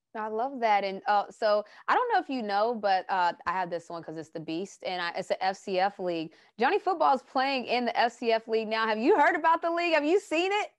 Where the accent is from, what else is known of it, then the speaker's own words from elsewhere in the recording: West Virginia, United States; moved away as an adult; I came from West Virginia, and so I'm small town, small city